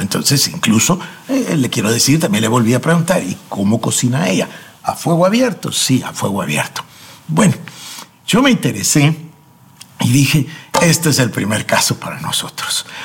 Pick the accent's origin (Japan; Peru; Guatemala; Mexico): Guatemala; En mi país, acá en Guatemala